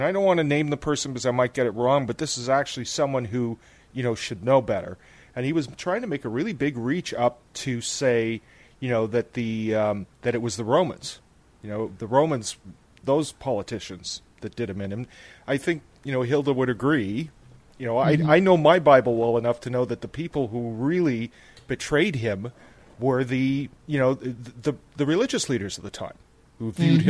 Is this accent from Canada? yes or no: yes; Ottawa, Ontario, Canada; I grew up in Ottawa